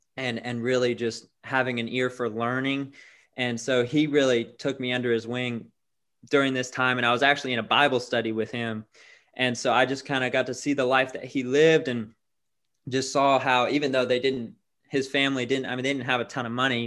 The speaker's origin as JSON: {"language": "English", "town": "Tampa", "region": "Florida", "country": "United States", "tie": "born or raised there", "moved": "as an adult", "lives_now": "Birmingham, United States", "said": "I'm originally from Tampa, Florida."}